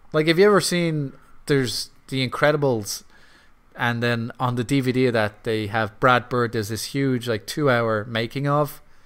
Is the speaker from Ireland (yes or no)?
yes; Ireland; I'm Irish